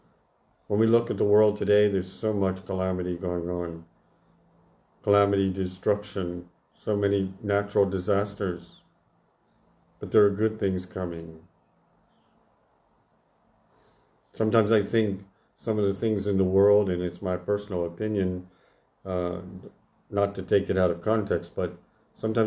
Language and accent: English; United States; growing up in the Church of the Nazarene in America